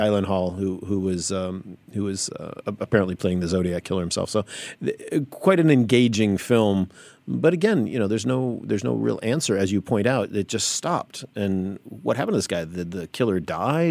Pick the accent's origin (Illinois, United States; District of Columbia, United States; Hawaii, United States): Illinois, United States; Chicago; I grew up in, in, uh, the Midwest in Chicago